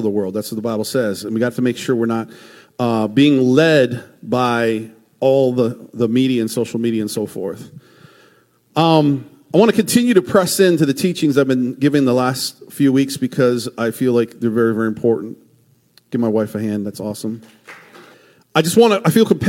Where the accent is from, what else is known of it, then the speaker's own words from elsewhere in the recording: United States; as American Christians